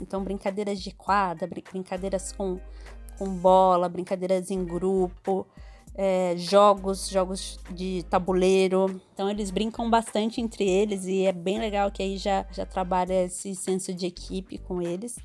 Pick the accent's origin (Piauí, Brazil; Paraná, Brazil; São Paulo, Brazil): São Paulo, Brazil; Itapetininga; also born or lived in São Carlos; now in São Paulo, Brazil; sou do interior de São Paulo, de Tapetininga, apesar de ter morado boa parte da minha vida em São Carlos